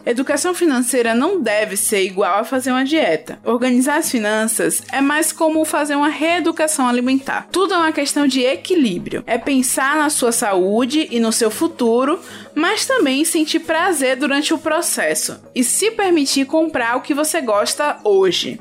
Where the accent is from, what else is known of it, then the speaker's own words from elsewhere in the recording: Valença, Bahia, Brazil; Eu sou de Valença